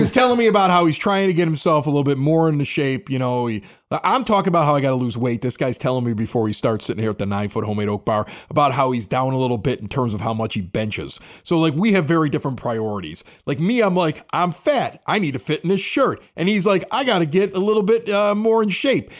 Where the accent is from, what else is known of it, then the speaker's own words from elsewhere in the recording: Chicago, Illinois, United States; moved away; also born or lived in Southern California; I'm looking for Chicago radio 'cause I miss my hometown